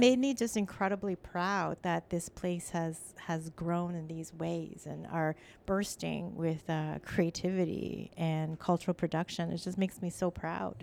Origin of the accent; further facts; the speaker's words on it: Toronto, Ontario, Canada; English is a second language; also born or lived in Ottawa; now in Toronto, Canada; I was from Scarborough